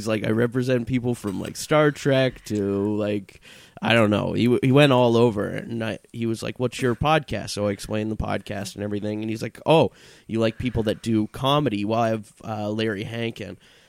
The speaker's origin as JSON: {"language": "English", "town": "Vancouver", "region": "British Columbia", "country": "Canada", "moved": "yes", "lives_now": "Toronto, Canada", "said": "being like a new comedian moving to a new city, I came from Vancouver, I wanted to get myself into the comedy scene"}